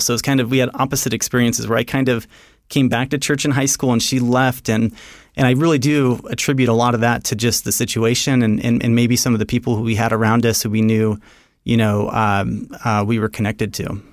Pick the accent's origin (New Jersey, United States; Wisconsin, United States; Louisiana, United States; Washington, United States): Washington, United States; Seattle; moved away; also born or lived in Rexburg, Idaho / New York City; I'm from the Seattle area originally.